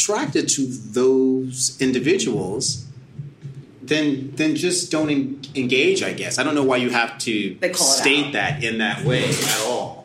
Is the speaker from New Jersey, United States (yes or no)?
yes; Hackensack, New Jersey, United States; moved away as an adult; also born or lived in Syracuse / New York; I was born in Hackensack, New Jersey. Yeah. I'll start there. I mean, yeah, that's a piece of it. I'll get back to that. But, you know, I grew up in New Jersey